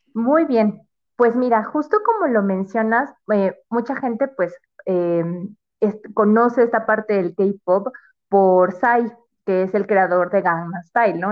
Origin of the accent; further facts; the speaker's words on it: Mexico City, Mexico; soy de, la, de la Ciudad de México